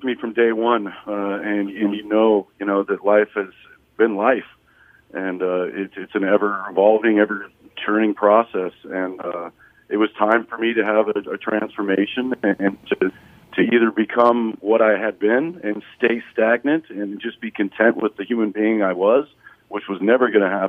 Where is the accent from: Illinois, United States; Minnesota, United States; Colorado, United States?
Colorado, United States; I grew up in Colorado near a whole bunch of railroad tracks